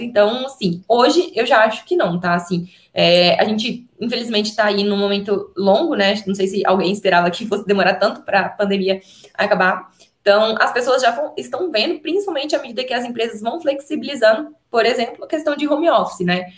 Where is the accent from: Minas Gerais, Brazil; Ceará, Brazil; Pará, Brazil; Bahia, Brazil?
Minas Gerais, Brazil; eu sou de Minas